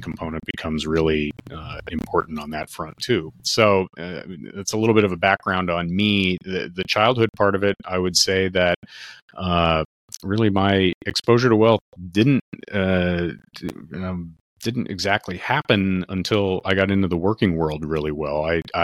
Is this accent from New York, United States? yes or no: yes; Westchester County, New York, United States; I grew up in Westchester County, New York, which is a wealthy county in the U.S. and in New York State in particular